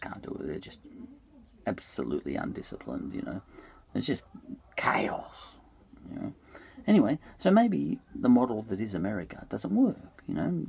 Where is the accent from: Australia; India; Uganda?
Australia; I'm an Australian